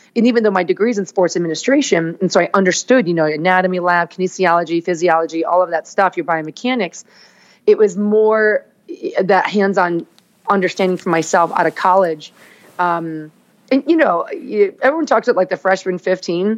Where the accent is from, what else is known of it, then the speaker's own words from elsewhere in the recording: Naperville, Illinois, United States; moved away as an adult; also born or lived in Chicago, Illinois; now in Los Angeles, United States; I grew up like in Naperville, Lyle.